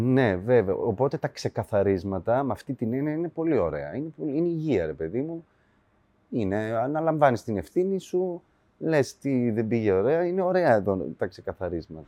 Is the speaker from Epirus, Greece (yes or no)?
yes; Ioannina, Epirus, Greece; moved away as an adult; now in Alimos, Greece; εκεί πήγα σχολείο, τελείωσα. Ε, δηλαδή 18 χρονών έφυγα από Ιωάννινα